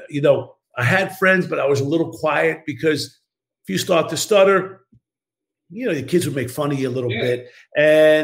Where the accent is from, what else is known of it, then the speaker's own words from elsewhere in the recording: Baldwin, New York, United States; moved away as an adult; also born or lived in Brooklyn, New York; now in Los Angeles, United States; I was born in Brooklyn. I was raised in Baldwin, Long Island, Strong Island, as we say